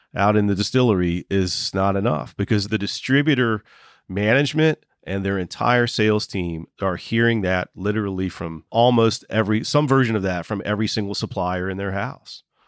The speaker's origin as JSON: {"language": "English", "town": "Waynesboro", "region": "Virginia", "country": "United States", "tie": "born or raised there", "moved": "yes", "lives_now": "West Virginia, United States", "said": "my hometown. One guy grew up five houses down from me in Waynesboro, Virginia"}